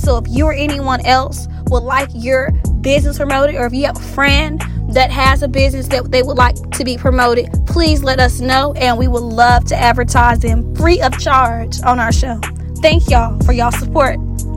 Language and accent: English; East Texas, United States; now in Dallas, United States; when they moved here to Dallas, you know I'm from East Texas